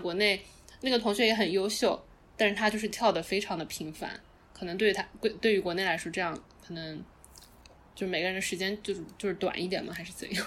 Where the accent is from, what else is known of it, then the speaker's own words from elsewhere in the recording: Wenzhou, Zhejiang, China; also born or lived in San Francisco Bay Area; now in New York, United States; 因为我是温州的，所以我们那边人就是，大家就都自己做生意啊